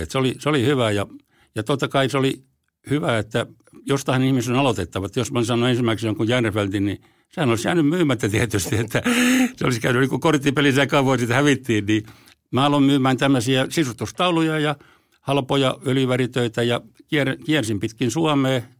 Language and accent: Finnish; Häme, Finland; vaikka mä olen hämäläinen, niin mä tykkään semmoista nopeasta ja aggressiivisesta touhusta.